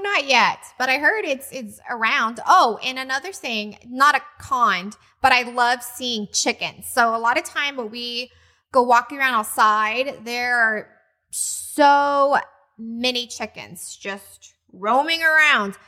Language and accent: English; Texas, United States; moved away as an adult; now in Hawaii, United States; we came from Texas